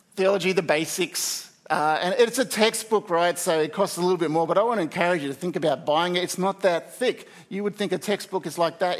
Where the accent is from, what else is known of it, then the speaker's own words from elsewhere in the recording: Australia; as Australian society